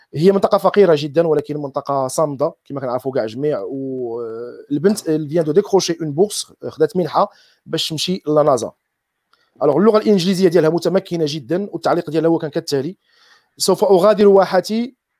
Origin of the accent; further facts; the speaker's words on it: Morocco; كمغاربه مغاربه جميعا